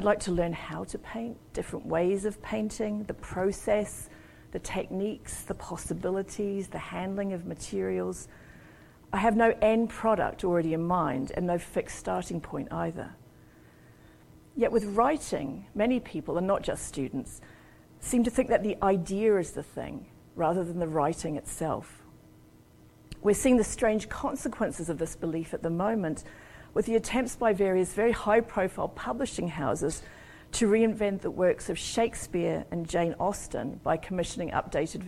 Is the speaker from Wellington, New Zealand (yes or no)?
no; Auckland, New Zealand; moved away as an adult; also born or lived in Sheffield, England / New Orleans; I was born and brought up in New Zealand, and I lived about 30 years overseas, and I just moved home about a year and a half ago, actually.